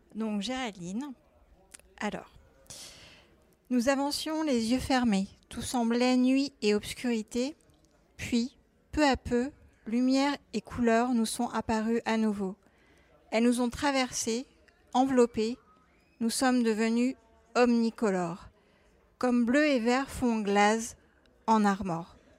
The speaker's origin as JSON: {"language": "French", "region": "Brittany", "country": "France", "tie": "born or raised there", "said": "moi je suis née en Bretagne"}